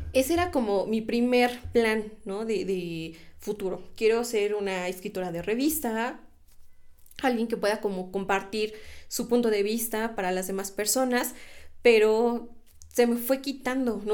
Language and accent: Spanish; Mexico; nosotros como mexicanos